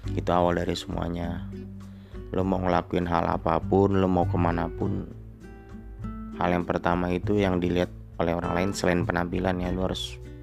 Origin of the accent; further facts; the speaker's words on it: Bogor, West Java, Indonesia; Gua asli suku Sunda. Tepatnya di Bogor